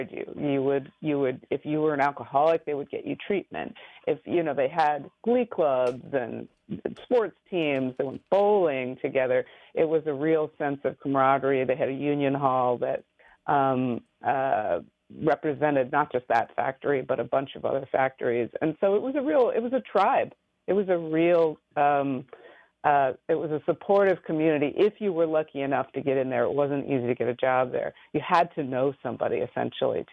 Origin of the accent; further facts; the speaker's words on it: Michigan, United States; I'm from the Rust Belt. I grew up in Michigan